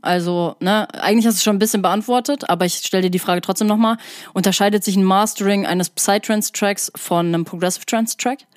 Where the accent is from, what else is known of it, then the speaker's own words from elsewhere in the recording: Sauerland, North Rhine-Westphalia, Germany; now in Hamburg, Germany; ich komme ja auch aus dem Sauerland